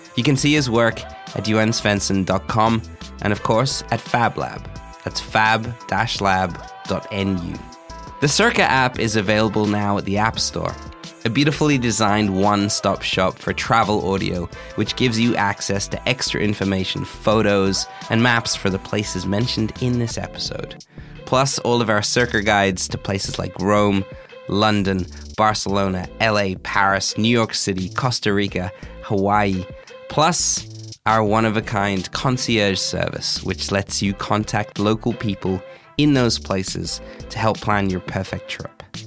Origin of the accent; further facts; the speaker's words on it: Australia; moved away; I grew up in Australia